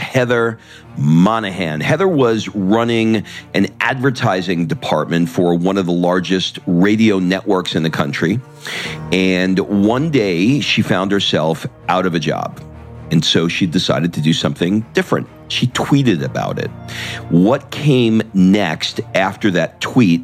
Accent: New York, United States; now in Los Angeles, United States; I grew up in New York

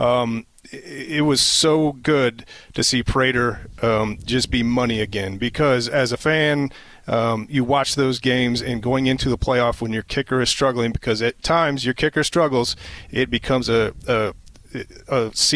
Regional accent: Iowa, United States; growing up in Iowa, I never got to play in my home state

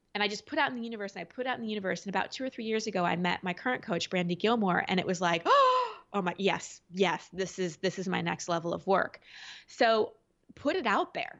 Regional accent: Dallas, Texas, United States; I grew up in Dallas

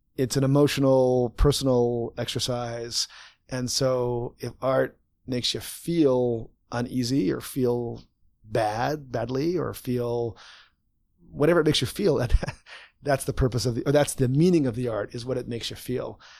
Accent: Winnipeg, Manitoba, Canada; growing up in Winnipeg

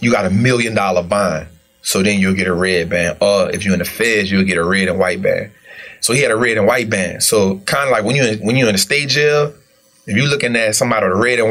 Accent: New Orleans, Louisiana, United States; born and raised in New Orleans

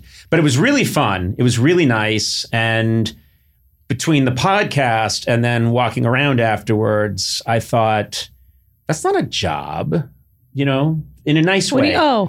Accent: New Hampshire, United States; people have all these preconceived notions about like New Hampshire, growing up in New Hampshire.

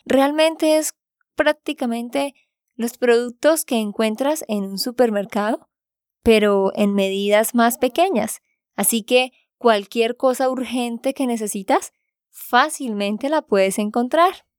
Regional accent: Santander, Colombia; de Santander, Colombia

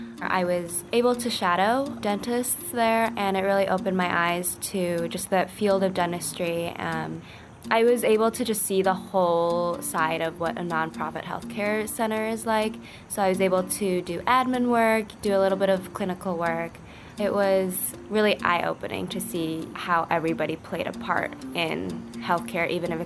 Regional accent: Minnesota, United States; I'm from Minnesota.

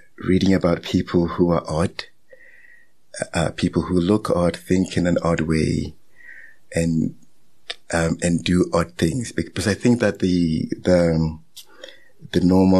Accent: Ghana; also born or lived in Nigeria; now in South Africa; growing up in West Africa

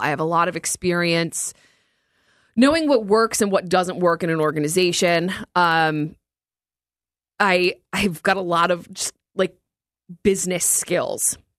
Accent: New Jersey, United States; I grew up in North Jersey

